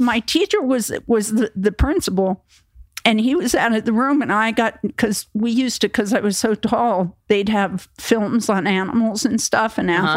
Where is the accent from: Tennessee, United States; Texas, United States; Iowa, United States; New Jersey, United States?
New Jersey, United States; moved away as an adult; also born or lived in Florida; I was from Jersey